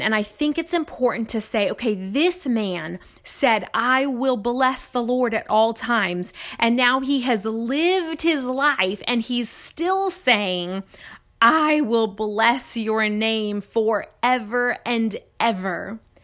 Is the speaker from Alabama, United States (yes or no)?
no; Nevada, United States; now in Lafayette, United States; my home state of Nevada